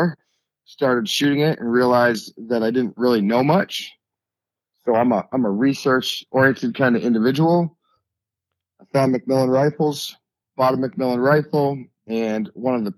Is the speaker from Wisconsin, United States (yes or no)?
no; Sunapee, New Hampshire, United States; I'm from a small town in New Hampshire called Sunapee